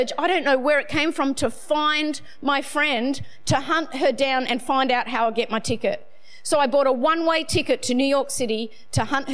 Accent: Sydney, New South Wales, Australia; I'm from Northern Beaches

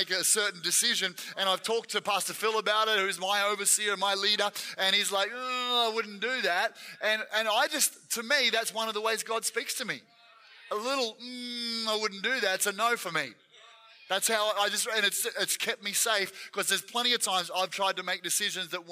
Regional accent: Gippsland, Victoria, Australia; I was from Gippsland, which is on the east side.

